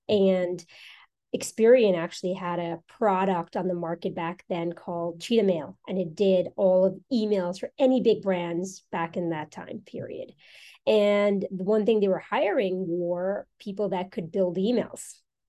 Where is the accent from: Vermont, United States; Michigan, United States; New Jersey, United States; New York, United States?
New York, United States; also born or lived in South America; I'm South American born. And so my parents migrated from South America to the US. I was 15 when we moved here we moved to New York. Mm-hmm. And so I'm from New York, actually.